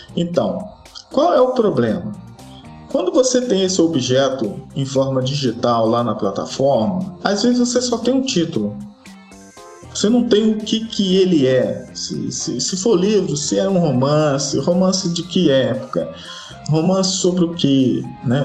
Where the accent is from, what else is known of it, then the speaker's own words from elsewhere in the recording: Rio de Janeiro, Brazil; moved away as an adult; now in Espírito Santo, Brazil; eu sou do Rio